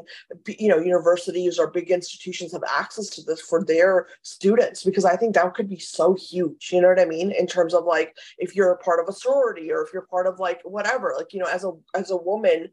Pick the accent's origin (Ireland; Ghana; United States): United States; I love being an American